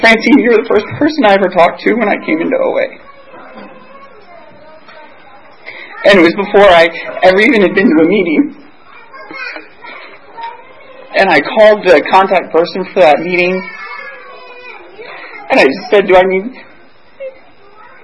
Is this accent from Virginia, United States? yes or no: yes; Virginia Beach, Virginia, United States; I'm from Virginia Beach